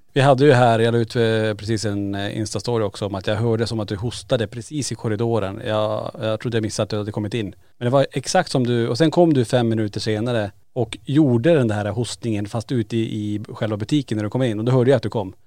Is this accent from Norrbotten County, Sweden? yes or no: yes; Kiruna, Norrbotten County, Sweden; vi är tillbaka i Kiruna där allting börjar i lägenheten på Rönnplan i Kiruna. Och eh, där vi växte upp